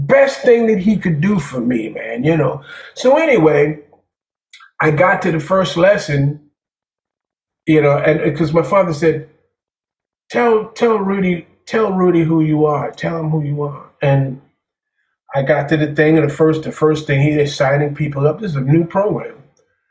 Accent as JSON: {"language": "English", "town": "New York City", "region": "New York", "country": "United States", "tie": "born or raised there", "said": "I'm coming from Staten Island to Brooklyn"}